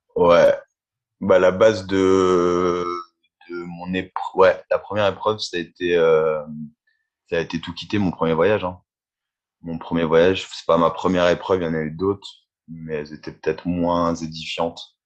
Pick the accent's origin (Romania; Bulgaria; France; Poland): France; Reims, Grand Est; moved away as an adult; j'ai laissé un peu ma ville d'origine, je suis de Reims